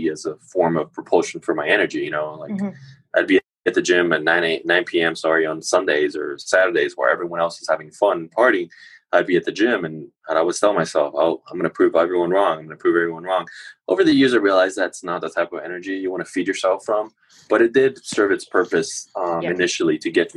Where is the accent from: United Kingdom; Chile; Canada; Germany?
Chile; now in United States; when I was growing up in Chile